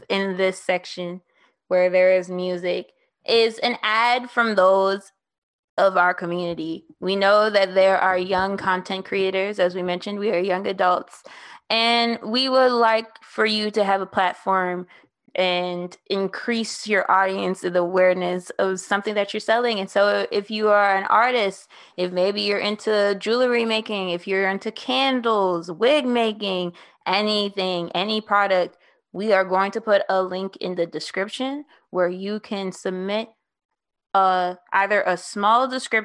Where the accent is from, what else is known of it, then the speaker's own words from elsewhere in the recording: New Orleans, Louisiana, United States; also born or lived in New York City / Oklahoma; I am from New Orleans. I moved there around time of middle school.